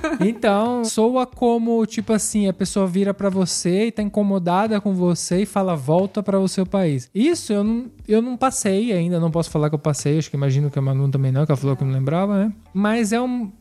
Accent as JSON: {"language": "Portuguese", "country": "Brazil", "moved": "yes", "lives_now": "Piedmont, Italy", "said": "nosso sentido brasileiro"}